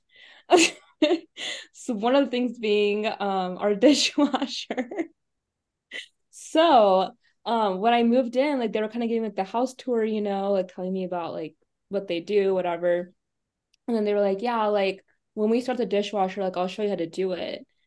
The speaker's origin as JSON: {"language": "English", "town": "Overland Park", "region": "Kansas", "country": "United States", "tie": "born or raised there", "also_born_or_lived": "Des Moines, Iowa", "moved": "yes", "said": "I'm from Overland Park, Kansas"}